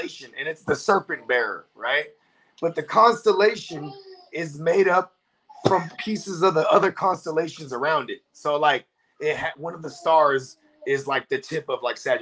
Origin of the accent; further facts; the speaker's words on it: the Bay Area, California, United States; I'm from the Yay.